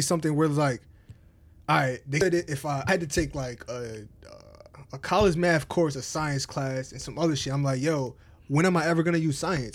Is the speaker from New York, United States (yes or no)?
yes; Albany, New York, United States; also born or lived in Englewood, New Jersey; from Jersey, I moved to upstate New York, Albany